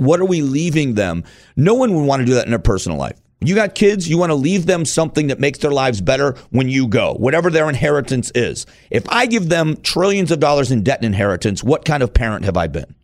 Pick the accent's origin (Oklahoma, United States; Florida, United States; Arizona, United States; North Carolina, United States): Arizona, United States; I'm from Arizona